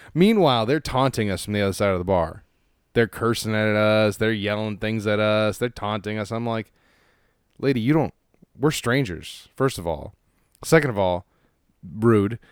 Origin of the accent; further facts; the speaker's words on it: Los Angeles, California, United States; I grew up in Los Angeles